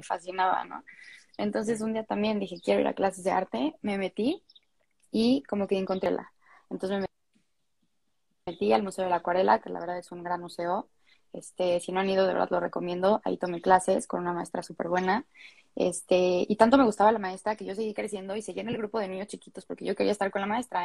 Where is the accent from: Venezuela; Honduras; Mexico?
Mexico; Mexico City; also born or lived in France; soy de la Ciudad de México, siempre he vivido aquí, menos un año por ahí que me escapé